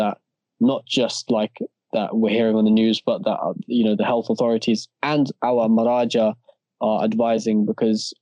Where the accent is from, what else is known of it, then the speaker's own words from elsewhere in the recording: Stanmore, London, United Kingdom; four of us, we've been born and bred in Stanmore